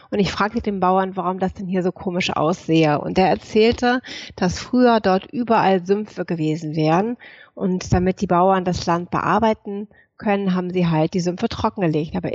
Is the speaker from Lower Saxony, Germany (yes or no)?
no; Hamburg, Germany; so, woher komme ich? Ich komme aus Hamburg, aus Norddeutschland. Ich komme aus einer alten Seefahrerfamilie.